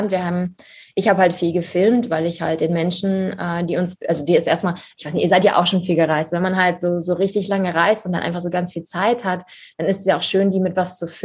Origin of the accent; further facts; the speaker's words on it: Harz, Germany; Also ich komme aus dem Harz ursprünglich.